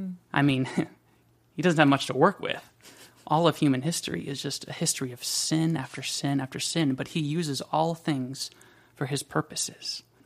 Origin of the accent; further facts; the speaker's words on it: Washington, United States; also born or lived in Germany / South Carolina; And then we went to South Carolina, where I was raised for another 6 years or so, maybe seven. And then we went to Washington State, where I grew up.